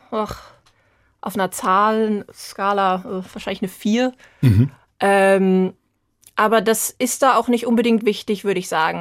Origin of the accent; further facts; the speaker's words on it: Vogelsberg, Hesse, Germany; moved away as an adult; now in Edinburgh, United Kingdom; nochmal heimzukommen, da wo man aufgewachsen ist